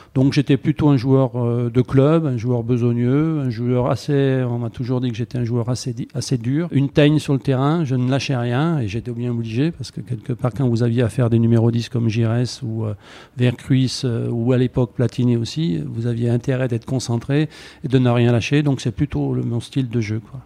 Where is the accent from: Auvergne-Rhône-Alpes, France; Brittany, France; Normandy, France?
Auvergne-Rhône-Alpes, France; Saint-Étienne; je suis né à chaude plus précisément, et je le revendique, hein, un quartier assez connu de Saint-Étienne.